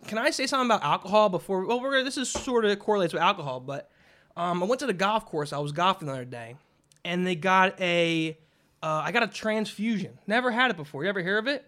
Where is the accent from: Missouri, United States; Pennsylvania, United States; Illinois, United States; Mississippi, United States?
Pennsylvania, United States; Philadelphia; we're from Philadelphia